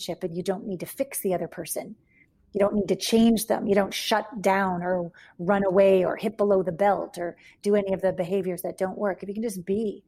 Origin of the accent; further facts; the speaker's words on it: Canada; moved away as an adult; also born or lived in Los Angeles / Japan / New York; I left home. I'm from Canada.